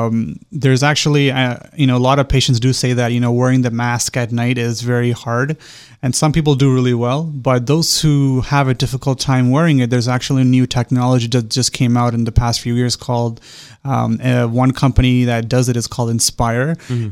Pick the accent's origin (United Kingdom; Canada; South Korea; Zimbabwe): Canada; moved away as an adult; So I'm originally from Canada. Mm-hmm. I was born and raised there.